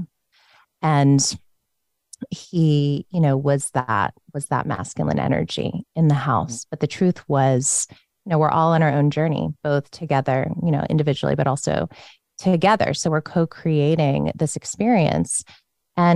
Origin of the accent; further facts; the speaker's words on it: Northern Virginia, United States; I grew up in Northern Virginia in a Buddhist Christian home